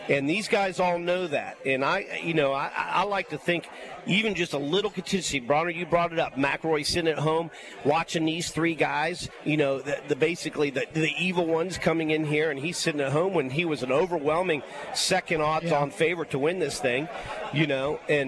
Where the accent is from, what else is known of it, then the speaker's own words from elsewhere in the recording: United States; And they had this almost like we felt as American watching the game of golf on the PGA Tour.